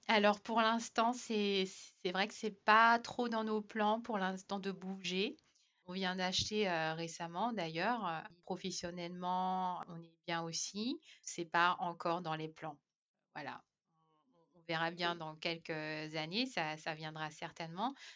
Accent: France; moved away as an adult; now in Ireland; on nous connaît bien en tant que Français

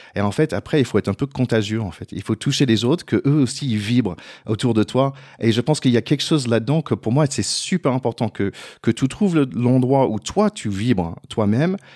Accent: United States; French is a second language; moved away; je suis américain

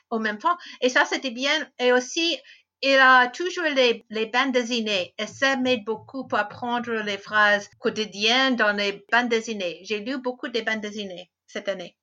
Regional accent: United States; French is a second language; also born or lived in France; Je suis américaine. Euh, j'habite dans l'État de Washington

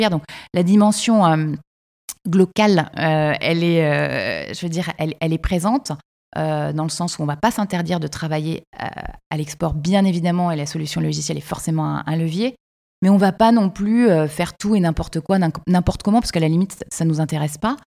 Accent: Quebec City, Quebec, Canada; qu'est-ce qu'on vient nous amener les Français chez nous à Québec

